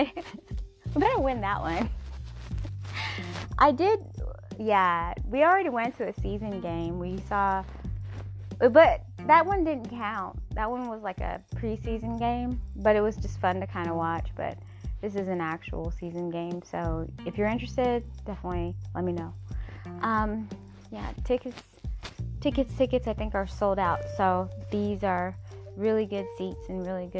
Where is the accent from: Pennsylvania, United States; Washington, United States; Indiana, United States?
Washington, United States; Seattle; now in California, United States; I was born and raised in Seattle, Washington, United States of America